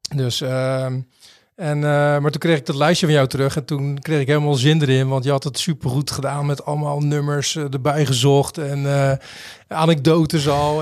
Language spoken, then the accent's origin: Dutch; Rotterdam, South Holland, Netherlands; we komen allebei uit Rotterdam